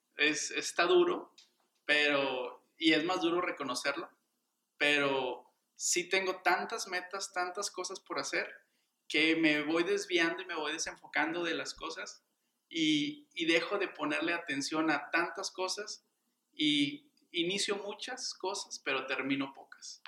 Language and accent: Spanish; Monterrey, Nuevo León, Mexico; soy regio y soy abogado